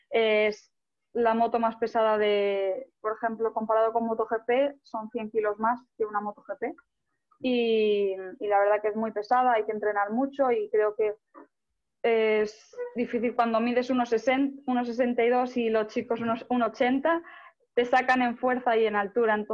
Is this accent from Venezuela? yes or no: no; Spain; Bueno, al final yo creo que los españoles, los italianos, vivimos más eh, este deporte, no tanto el fútbol ni, ni otros deportes.